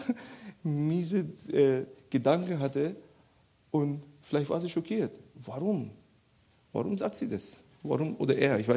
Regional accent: Iran; Weil ich komme ja aus dem Iran, das ist ja sehr üb üblich, dass man äh, Leuten aufhängt in, in Plätzen und so

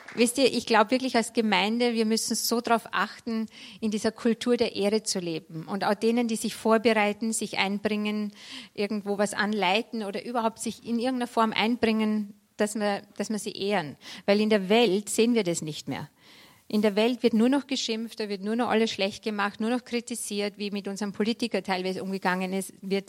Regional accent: Vienna, Austria; moved away as an adult; also born or lived in Munich / Berlin; now in Freilassing, Germany; Ich, ich komme ursprünglich aus Wien, Niederösterreich

